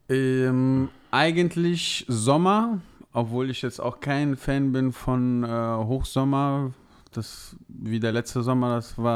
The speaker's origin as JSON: {"language": "German", "region": "Rhineland", "country": "Germany", "said": "da es meine Heimat ist, äh, sage ich ganz klar Rheinland."}